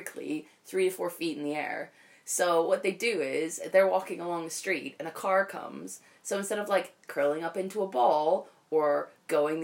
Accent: Pennsylvania, United States; I'm from Pennsylvania

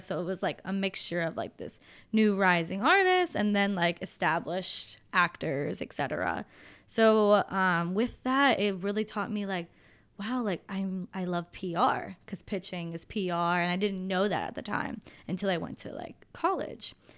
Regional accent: Pennsylvania, United States; moved away as an adult; also born or lived in Los Angeles; we're from Pennsylvania.

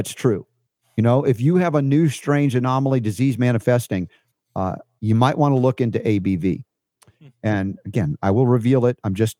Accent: the South, United States; Boy growing up in the South. What did I know?

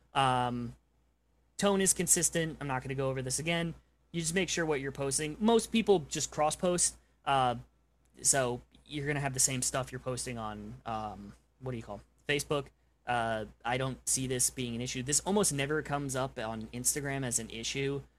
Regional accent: New York, United States; now in Oklahoma, United States; I'm from New York.

